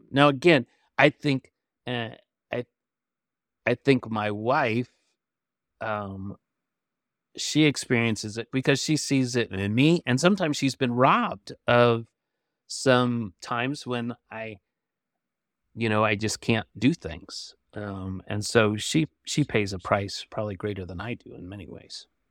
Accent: Michigan, United States; now in Flint, United States; I grew up in Michigan

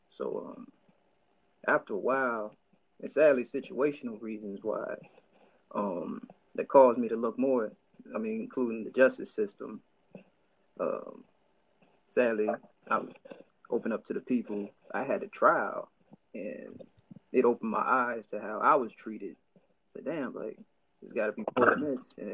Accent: Middletown, Ohio, United States; also born or lived in Oklahoma; I'm born and raised in uh, Middletown, Ohio. I was born in Middletown.

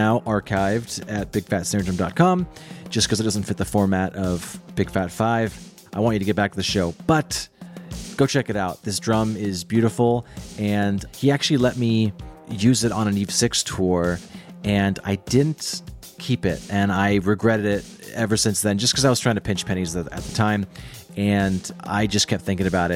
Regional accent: Seattle, Washington, United States; I'm from Seattle

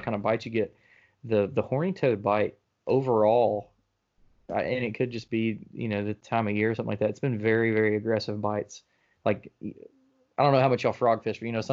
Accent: Birmingham, Alabama, United States; now in North Alabama, United States; I grew up in Birmingham and I grew up on the Black Warrior River

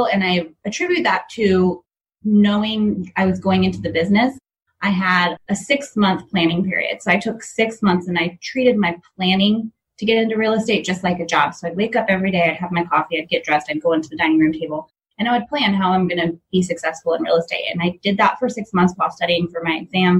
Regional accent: Georgia, United States; accent: southern; moved away as an adult; also born or lived in Silicon Valley, California; now in Napa, United States; I'm actually from Georgia originally, so born and raised in Georgia, went to the University of Georgia, came out here for my first career

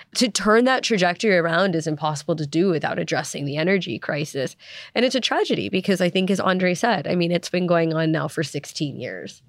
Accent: United States; moved away as an adult; also born or lived in South Africa; I'm American, but I spent seven years living in South Africa

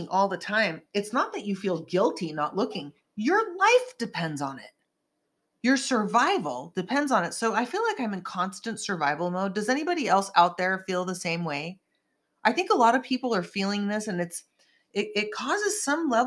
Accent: Santa Cruz, California, United States; now in Los Angeles, United States; my hometown up in Santa Cruz

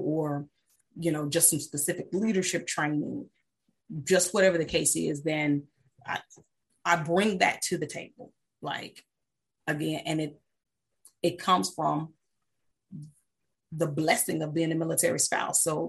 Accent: United States; moved away as an adult; also born or lived in Germany / England; I'm an American all day, every day

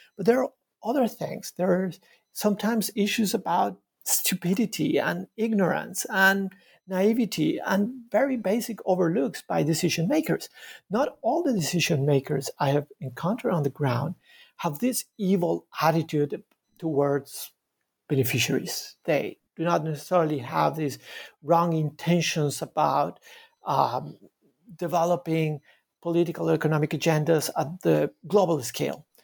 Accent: Bogota, Bogotá Capital District, Colombia; moved away as an adult; now in Montreal, Canada; I was, uh, born in Bogota in Colombia. I was raised in, in a, in a very crowded city, Bogota.

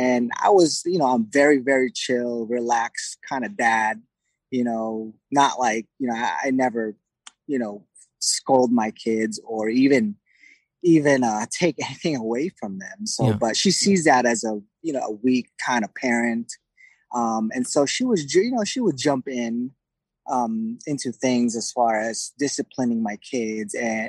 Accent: Oxnard, California, United States; I'm actually from Oxnard, California.

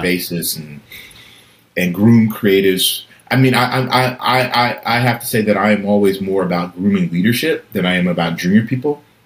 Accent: Atlanta, Georgia, United States; moved away; growing up in College Park um, in Atlanta

